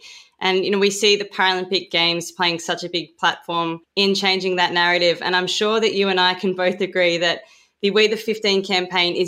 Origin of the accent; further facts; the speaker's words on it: Australia; accent: Australian; when I start speaking in an Australian accent